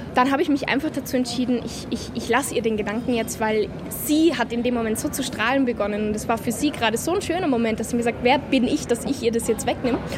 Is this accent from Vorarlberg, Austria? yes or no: no; Innsbruck, Tyrol, Austria; in Innsbruck in meiner Heimatstadt